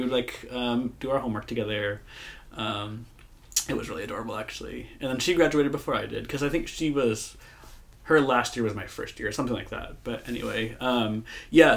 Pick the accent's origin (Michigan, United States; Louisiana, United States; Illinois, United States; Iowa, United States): Illinois, United States; Moline; moved away as an adult; now in San Francisco, United States; I grew up in Moline, Illinois.